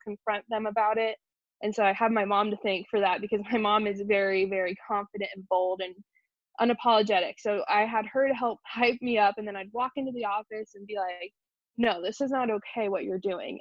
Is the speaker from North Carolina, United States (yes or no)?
no; Wichita, Kansas, United States; born or raised there; also born or lived in New York